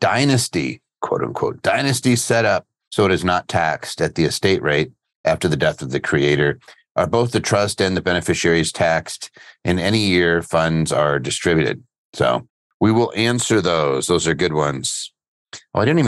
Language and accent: English; just outside of Philadelphia, Pennsylvania, United States; I grew up just outside of Philly.